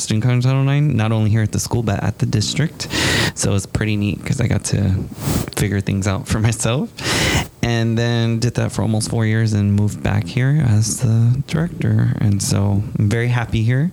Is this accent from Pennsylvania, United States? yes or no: no; San Antonio, Texas, United States; also born or lived in Kingsville, Texas; I am also from San Antonio, Texas. I grew up in the southwest side of town